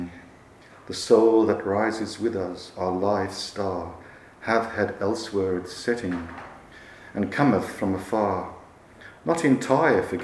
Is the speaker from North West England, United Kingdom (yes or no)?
yes; Manchester, North West England, United Kingdom; I grew up in Manchester